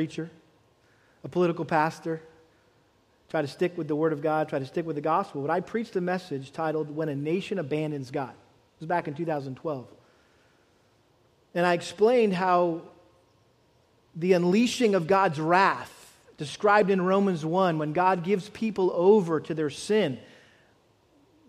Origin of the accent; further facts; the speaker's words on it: United States; as Americans.